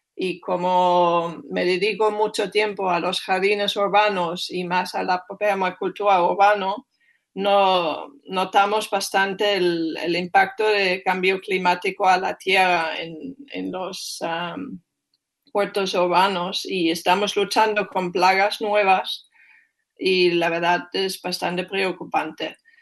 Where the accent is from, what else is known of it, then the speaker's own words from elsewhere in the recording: Germany; Spanish is a second language; moved away; soy alemana y soy bastante directa